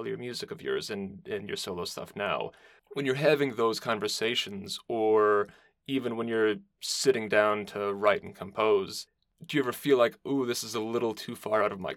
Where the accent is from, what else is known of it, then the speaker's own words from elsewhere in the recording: Detroit, Michigan, United States; now in Chicago, United States; I'm currently in Chicago, but I'm from the Detroit region